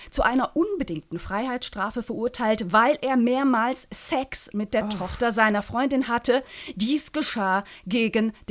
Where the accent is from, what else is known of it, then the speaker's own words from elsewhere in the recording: St. Gallen, Switzerland; Das ist das ähm, Publikationsmedium meiner Heimatstadt, nämlich das St. Galler Tagblatt.